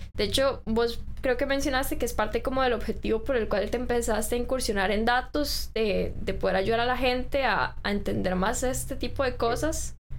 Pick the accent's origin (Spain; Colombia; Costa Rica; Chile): Costa Rica; como ciudadanos costarricenses